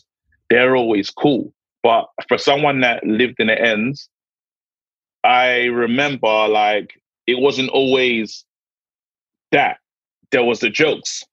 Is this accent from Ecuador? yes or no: no; London, United Kingdom; I, I grew up in Brixton